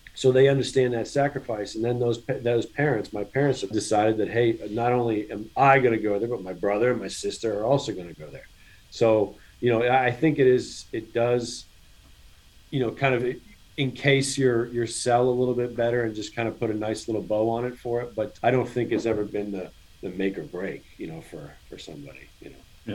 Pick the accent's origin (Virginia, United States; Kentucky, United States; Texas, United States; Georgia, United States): Virginia, United States; I'm I'm an in-state kid